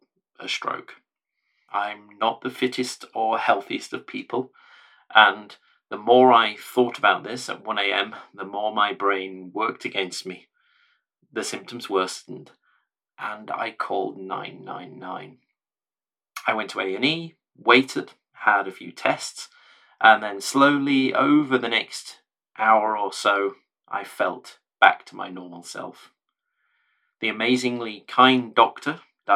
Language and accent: English; the North, the north of England, United Kingdom; I was born in the North a long time ago, a child of the 70s, brought up in a time and a place and in a family that didn't much talk about mental health